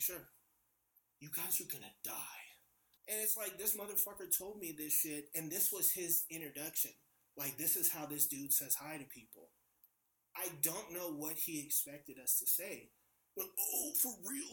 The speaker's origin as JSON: {"language": "English", "town": "San Francisco", "region": "California", "country": "United States", "said": "I'm from San Francisco. My neighborhood is called Bernal Heights"}